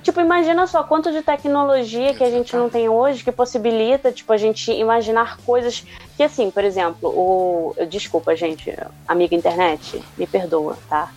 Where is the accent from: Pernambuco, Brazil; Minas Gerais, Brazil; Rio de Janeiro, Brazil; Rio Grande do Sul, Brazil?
Rio de Janeiro, Brazil; Com esse puxado assim, levemente de X, mas eu sou carioca